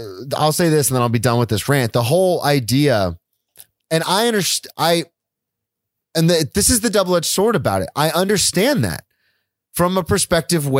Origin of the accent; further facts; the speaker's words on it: the South, United States; I grew up in the South. I played football in the South